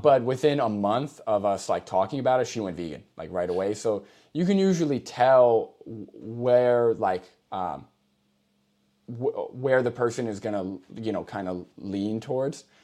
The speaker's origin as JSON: {"language": "English", "region": "New York", "country": "United States", "moved": "yes", "lives_now": "Massachusetts, United States", "said": "I'm originally from New York."}